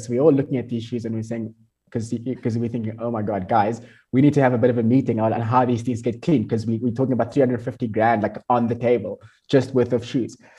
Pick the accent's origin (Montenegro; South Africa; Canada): South Africa; I'm from South Africa